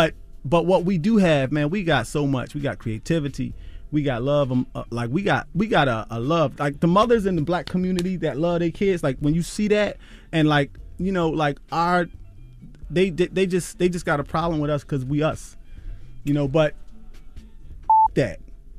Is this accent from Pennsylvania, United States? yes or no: yes; Philadelphia, Pennsylvania, United States; I say John, I'm from Philly.